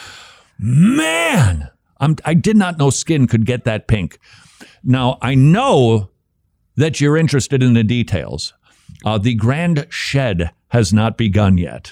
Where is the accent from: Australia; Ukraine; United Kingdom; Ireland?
United Kingdom; Scotland; accent: Scottish brogue; my Scottish accent, my brogue